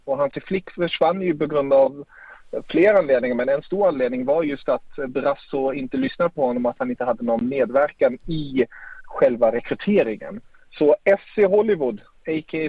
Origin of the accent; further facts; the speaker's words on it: Germany; som tysk älskar jag ju det.